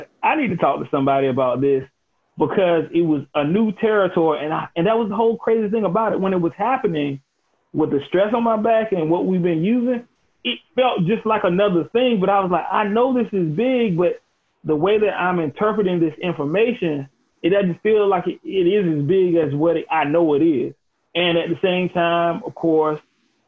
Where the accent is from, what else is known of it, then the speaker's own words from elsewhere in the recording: Elizabeth City, North Carolina, United States; started my own firm in my hometown of Elizabeth City, North Carolina